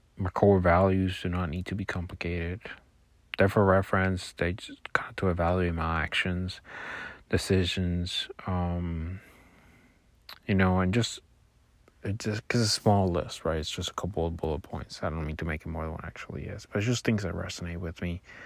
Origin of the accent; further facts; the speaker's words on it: Puerto Rico; I grew up in Puerto Rico